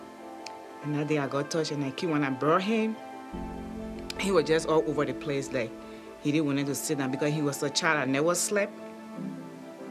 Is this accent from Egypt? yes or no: no; Liberia; moved away; I'm from West Africa, Liberia